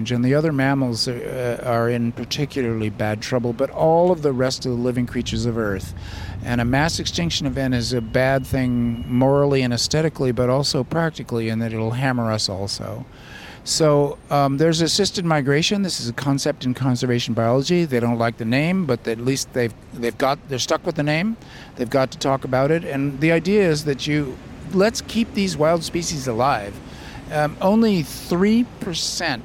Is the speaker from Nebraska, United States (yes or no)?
no; Southern California, United States; now in Davis, United States; I grew up in suburbia in Southern California